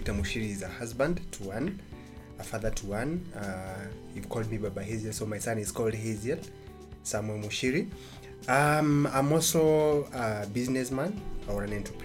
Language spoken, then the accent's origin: English; Embu County, Kenya; I grew up in Embu County, in a village called Gakwegori.